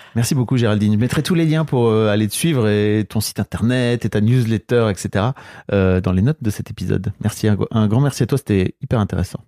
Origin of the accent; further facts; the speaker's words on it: the North, Hauts-de-France, France; Moi, je viens du Nord